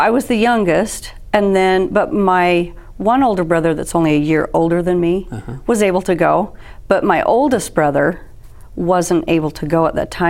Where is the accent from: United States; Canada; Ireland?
United States; Provo, Utah; I was born in Provo City, Utah County.